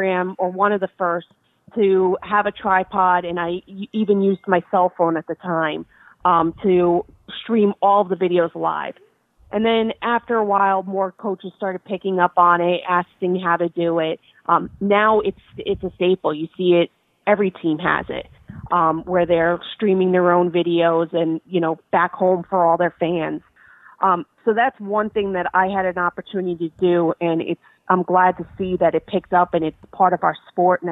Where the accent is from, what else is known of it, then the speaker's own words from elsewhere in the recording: New Jersey, United States; I did a lot out of New Jersey just because that's my home state